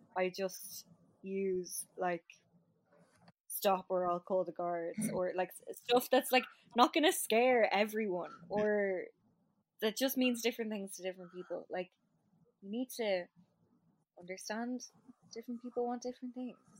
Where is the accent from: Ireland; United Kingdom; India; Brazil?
Ireland; Shankill, Leinster; I'm from Shankill